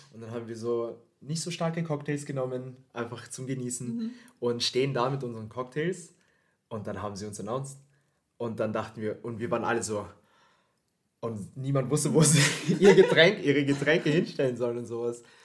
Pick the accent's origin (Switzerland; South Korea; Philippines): Philippines; now in Vienna, Austria; ich komm aus den Philippinen